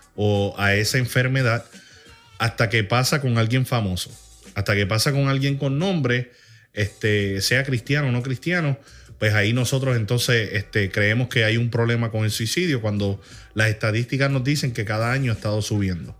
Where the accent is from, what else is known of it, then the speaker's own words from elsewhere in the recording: Puerto Rico; tú y yo pues, somos puertorriqueños